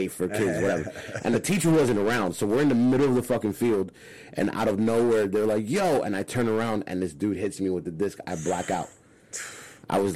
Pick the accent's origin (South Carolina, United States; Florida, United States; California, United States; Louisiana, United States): Florida, United States; Hialeah; also born or lived in Miami Lakes / Los Angeles; I grew up in Miami. I grew up in Hialeah